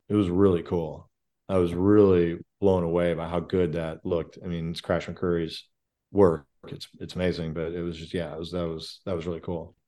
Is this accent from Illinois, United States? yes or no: yes; Chicago, Illinois, United States; I grew up in Chicago